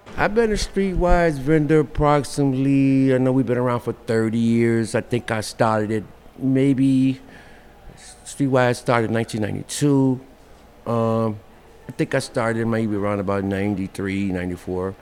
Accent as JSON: {"language": "English", "town": "Chicago", "region": "Illinois", "country": "United States", "tie": "born or raised there", "said": "Born and raised in Chicago, uh, um, um, in my younger years, uh, I was on the West Side, and I went to Austin High School out there"}